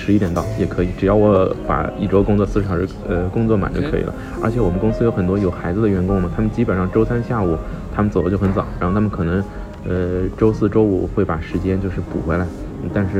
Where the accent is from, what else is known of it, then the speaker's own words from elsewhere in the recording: China; 没有，他倒没有觉得我是日本人，我的简历上写的我是中国人